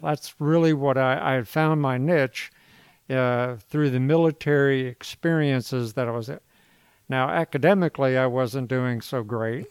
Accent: Virginia Beach, Virginia, United States; I predominantly grew up in Virginia Beach

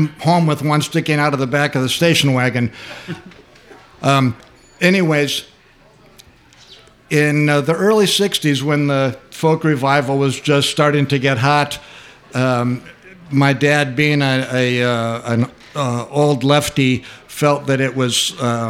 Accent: Ypsilanti, Michigan, United States; also born or lived in Wiltshire, England / Portland; now in Chicago, United States; I was born in Wiltshire, England, and my family moved to Ypsilanti, Michigan when I was 2 years old

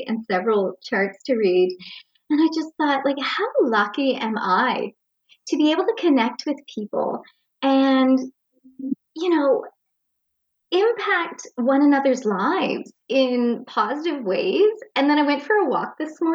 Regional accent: Nova Scotia, Canada; I grew up in Jador, a little town in Nova Scotia, just a small town

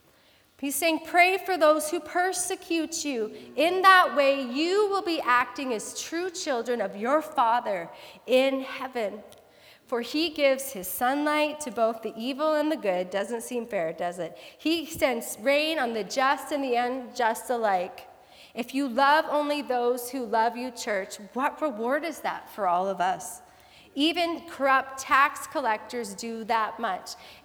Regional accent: Abbotsford, British Columbia, Canada; I grew up in Abbotsford as a young child

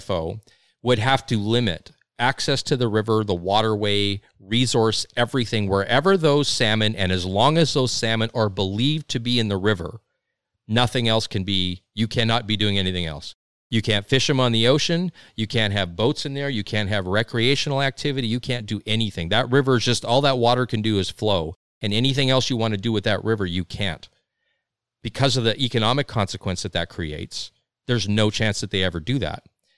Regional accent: Saskatchewan, Canada; I mean, and I'm in from Saskatchewan. Like, we got, hundreds of thousands of white-tailed deer.

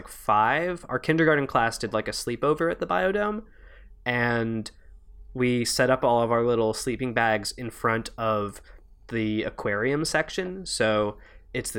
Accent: Montreal, Quebec, Canada; I grew up in Montreal where they have the biodome

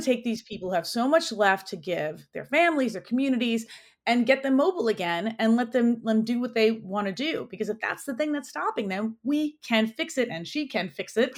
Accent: New York City, New York, United States; I grew up in New York, so I'm a native New Yorker. I was born in Queens at a county hospital

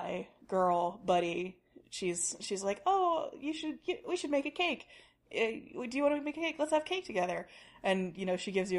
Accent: Tennessee, United States; from Tennessee, you know, which is a landlocked state

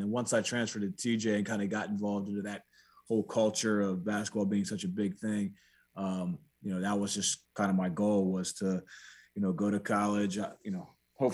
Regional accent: Frederick, Maryland, United States; also born or lived in Walkersville, Maryland / Latrobe, Pennsylvania; I grew up in Frederick

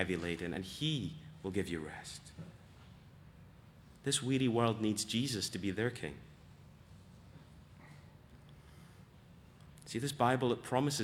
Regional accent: Scotland, United Kingdom; As a Scot

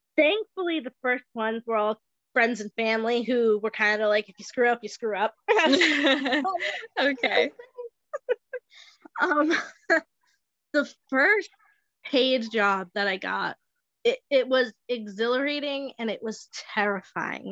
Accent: Bristol, Rhode Island, United States; I was um, born and raised in downtown Bristol

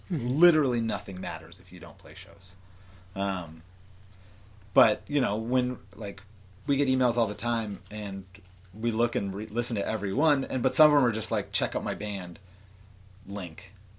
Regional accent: Orange County, California, United States; I'm from Orange County.

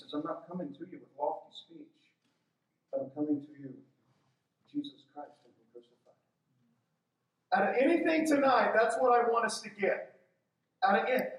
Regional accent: Texas, United States; I'm from Texas too

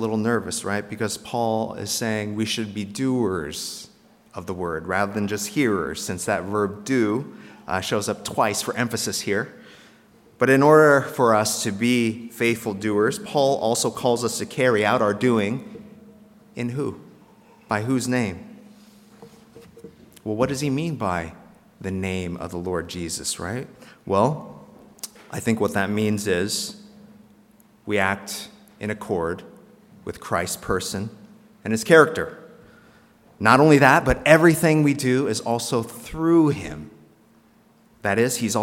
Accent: South Korea; moved away; if I was born in North Korea instead of South Korea

